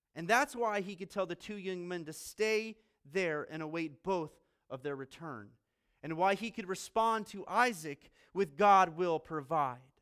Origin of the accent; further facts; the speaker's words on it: Colorado Springs, Colorado, United States; also born or lived in Virginia / Australia / Maryland / Pennsylvania; now in Fort Wayne, United States; Grew up in Colorado Springs.